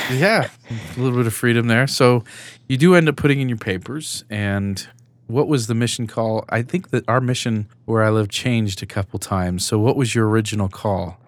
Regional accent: California, United States; now in Salt Lake City, United States; I'm not originally from the west side of Salt Lake City, I'm from California

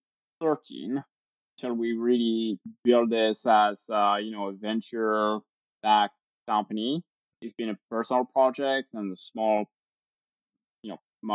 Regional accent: France; moved away as an adult; also born or lived in Normandy, France / Provence, France / Sydney, Australia / Paris, France; now in New York, United States; I was born in France, lived in a small, you know, village. Then we moved around. I spent part of my life in Provence, very nice area, and then studied in the south of France

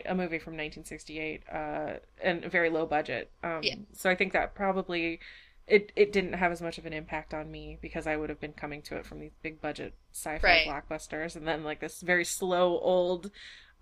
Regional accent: United States; growing up in America

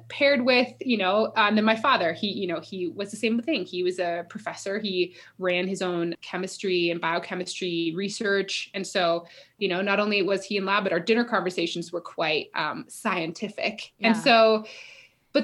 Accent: Fort Collins, Colorado, United States; I grew up in Fort Collins, Colorado

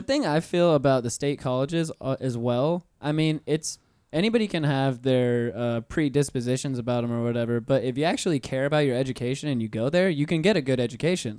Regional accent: Pensacola, Florida, United States; moved away as an adult; now in Orlando, United States; I've been here for nine years now 'cause I'm originally from Pensacola

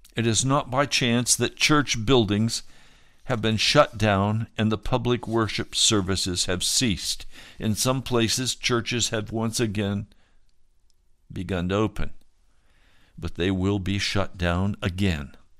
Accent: United States; We as American Christians

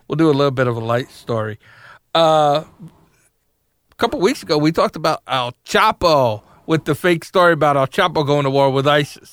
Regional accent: New York, United States; also born or lived in Massachusetts; As somebody that grew up in the North

